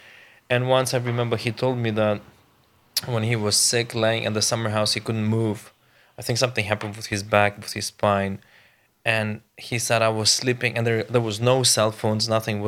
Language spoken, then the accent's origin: English; central Ukraine, Ukraine; English is a second language; moved away as an adult; also born or lived in Kyiv; now in Faroe Islands; I was born in the west of Ukraine, and then my mom and dad, they moved to the central part of Ukraine.